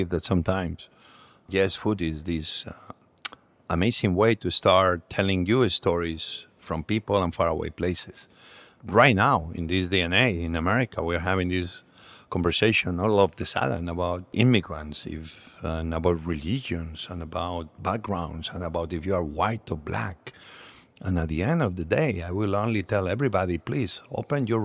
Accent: Catalonia, Spain; English is a second language; moved away as an adult; also born or lived in Asturias, Spain; now in United States; We moved to Catalonia very early on

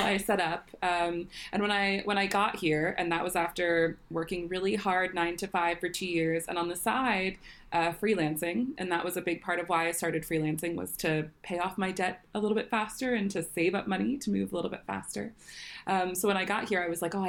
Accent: Washington, District of Columbia, United States; moved away as an adult; now in London, United Kingdom; I was born and raised in Washington, D.C.

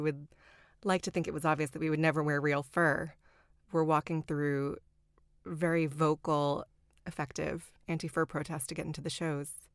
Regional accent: the South, United States; moved away; I grew up in the South

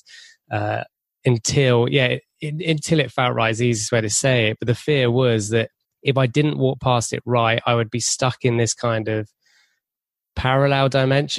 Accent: England, United Kingdom

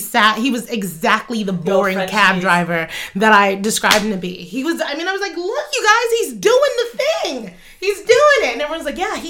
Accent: United States; But I was looking at it as a child and also as an American.

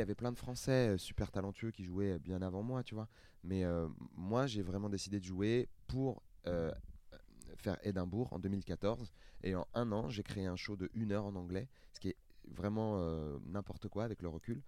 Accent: Seine-Saint-Denis, Île-de-France, France; j'ai grandi en Seine-Saint-Denis, j'ai pas beaucoup voyagé

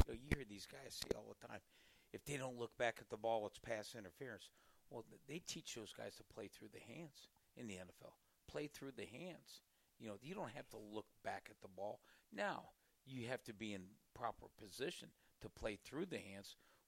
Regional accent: Mansfield, Ohio, United States; also born or lived in Georgetown, Kentucky; I'm from Mansfield, Ohio, originally. Lexington High School

